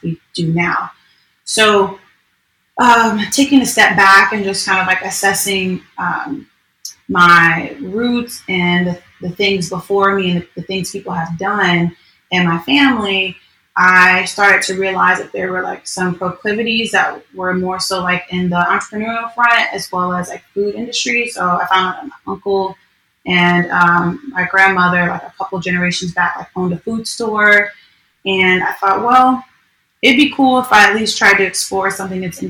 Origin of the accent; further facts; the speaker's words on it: New York, United States; now in Orlando, United States; I'm originally from New York.